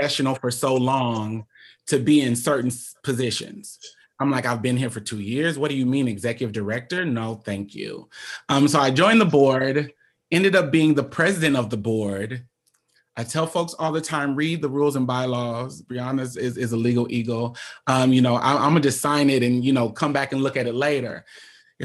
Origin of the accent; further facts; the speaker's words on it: Omaha, Nebraska, United States; I'm born and raised in Omaha, Nebraska